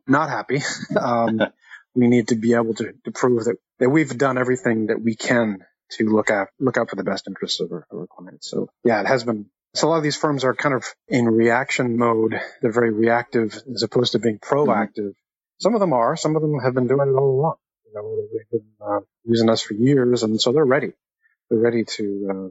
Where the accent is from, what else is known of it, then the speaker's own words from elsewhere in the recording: Canada; now in Atlanta, United States; I'm Canadian also and living in Atlanta